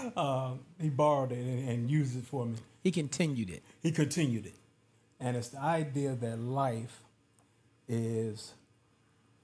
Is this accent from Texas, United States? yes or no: no; Pine Bluff, Arkansas, United States; I grew up in Pine Bluff, Arkansas